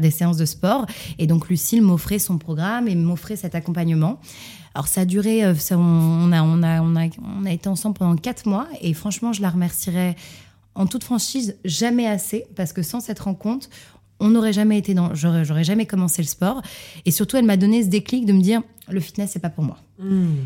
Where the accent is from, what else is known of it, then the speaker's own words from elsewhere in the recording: Montreal, Quebec, Canada; je suis née à Montréal, au Canada